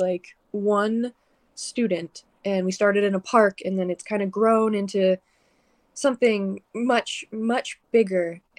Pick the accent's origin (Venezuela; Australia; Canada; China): Canada; now in Arizona, United States; I'm originally from Canada. I'm a transplant